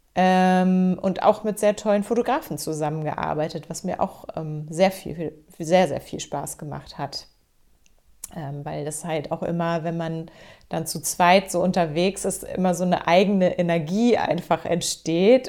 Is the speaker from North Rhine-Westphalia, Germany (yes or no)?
no; Hamburg, Germany; now in Schleswig-Holstein, Germany; ich bin tatsächlich gebürtige Hamburgerin. Also ich bin im Hamburger Westen geboren, in Rissen ganz genau.